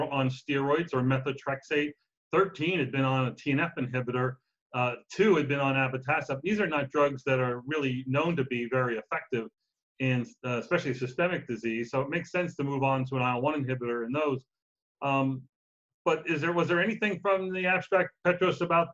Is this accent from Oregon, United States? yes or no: no; New York, United States; from New York, my home state.